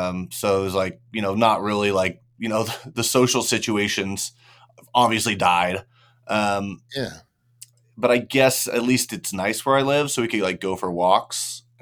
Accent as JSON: {"language": "English", "region": "California", "country": "United States", "said": "I'm kind of sprinkled all around California. I was born in Southern California, and then kind of came up, did schooling up in NorCal, moved back down for college."}